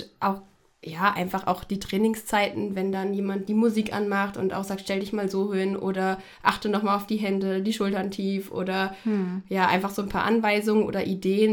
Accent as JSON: {"language": "German", "town": "Fulda", "region": "Hesse", "country": "Germany", "tie": "born or raised there", "also_born_or_lived": "Frankfurt", "said": "bin aufgewachsen in Fulda, noch besser am Petersberg"}